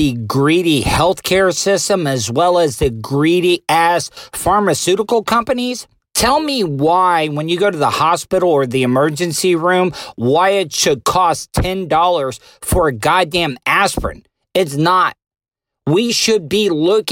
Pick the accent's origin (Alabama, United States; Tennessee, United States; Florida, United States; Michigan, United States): Florida, United States; DeLeon Springs; The town I grew up in DeLeon Springs, Florida, and I went to school in Pearson at Pearson Taylor